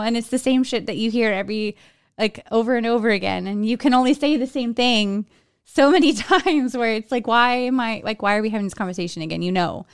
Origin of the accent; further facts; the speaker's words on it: Texas, United States; I'm from Texas, so I can make that accent and get away with it.